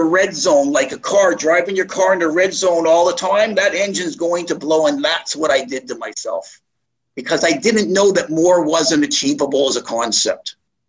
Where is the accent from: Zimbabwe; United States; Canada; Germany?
Canada; Montreal, Quebec; also born or lived in Toronto, Canada; People from when I grew up in Montreal and Toronto, yeah, people knew what I was doing.